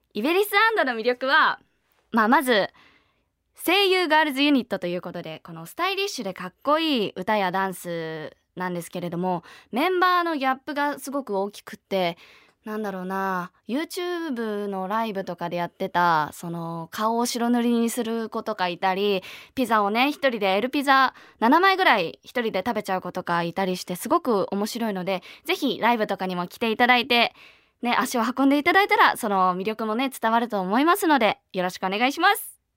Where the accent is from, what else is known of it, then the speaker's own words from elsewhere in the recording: Niigata, Japan; 新潟県出身です